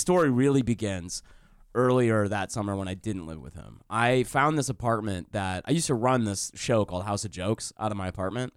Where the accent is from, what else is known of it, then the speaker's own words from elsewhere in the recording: Detroit, Michigan, United States; also born or lived in Plymouth / Canton / Southfield; I was born in Detroit, raised around Detroit